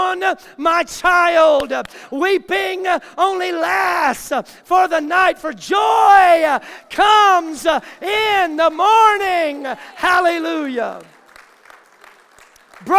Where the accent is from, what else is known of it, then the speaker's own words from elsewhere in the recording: the South, United States; I grew up in the South hearing phrases like this from just good old Southern folk that I grew up around.